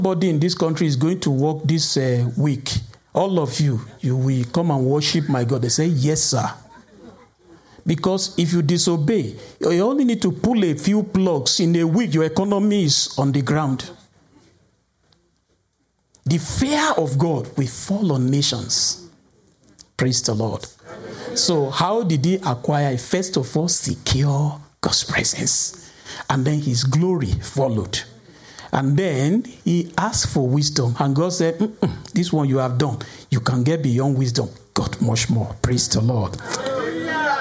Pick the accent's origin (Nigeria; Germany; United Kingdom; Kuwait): Nigeria; Some of us who are from Nigeria